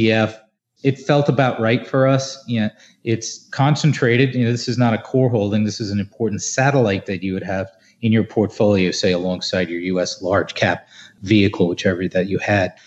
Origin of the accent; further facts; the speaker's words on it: New Jersey, United States; my home state of New Jersey